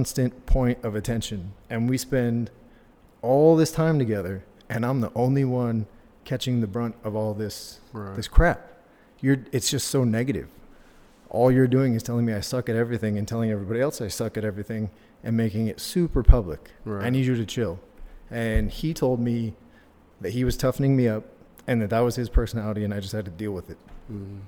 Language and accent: English; Southern California, United States; moved away as an adult; I was from Southern California